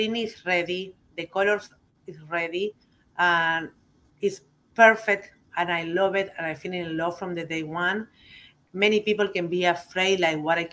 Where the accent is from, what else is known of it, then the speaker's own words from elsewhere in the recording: Uruguay; English is a second language; now in United States; I just coming from Uruguay, I not coming from the tobacco country